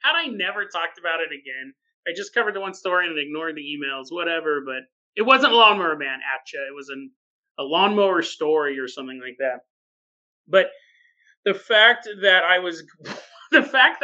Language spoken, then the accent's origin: English; California, United States; I grew up in California and there were signs everywhere saying this